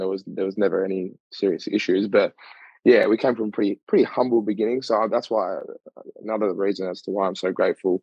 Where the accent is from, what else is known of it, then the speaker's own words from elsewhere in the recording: Melbourne, Victoria, Australia; Grew up in East Doncaster